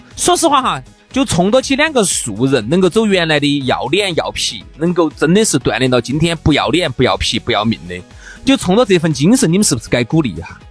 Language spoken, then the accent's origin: Chinese; Sichuan, China; accent: Sichuan; 这是我们四川资阳的口音